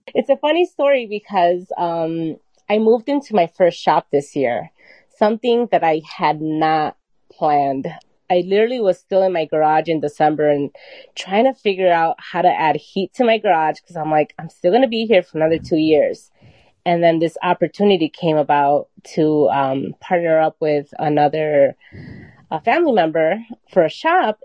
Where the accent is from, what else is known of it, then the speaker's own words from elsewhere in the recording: Chicago, Illinois, United States; also born or lived in Mexico City, Mexico; I came here when I was four. So I I feel like this is my home.